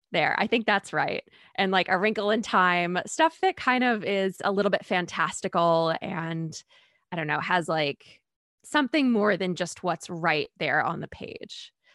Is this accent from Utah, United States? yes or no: no; Maine, United States; I'm from Maine